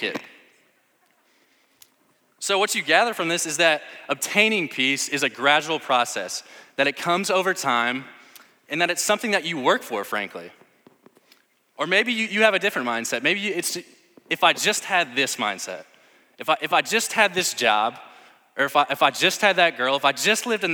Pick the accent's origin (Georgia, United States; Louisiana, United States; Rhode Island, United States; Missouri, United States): Missouri, United States; St. Louis; I'm from St. Louis